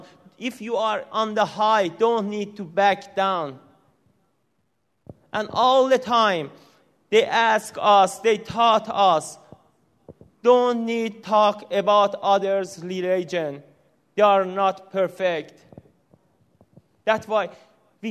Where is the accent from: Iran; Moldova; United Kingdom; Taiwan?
Iran; first language Persian; English is a second language; moved away as an adult; also born or lived in Tehran, Iran; now in United States; My wife and I from Iran, we were born in Islamic country. We grew up in the Muslim family